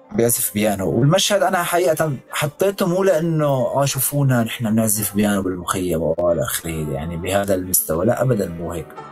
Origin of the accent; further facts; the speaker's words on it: Damascus, Damascus Governorate, Syria; moved away as an adult; انا ابن هذا المكان